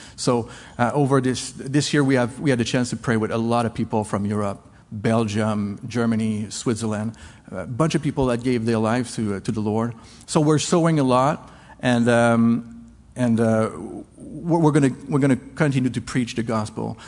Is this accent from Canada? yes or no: yes; Canada; English is a second language; now in La Rochelle, France; I'm French Canadian